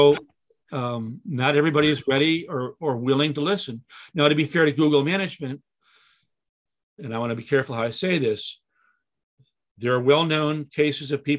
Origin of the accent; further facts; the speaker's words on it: Chicago, Illinois, United States; moved away; I came from Chicago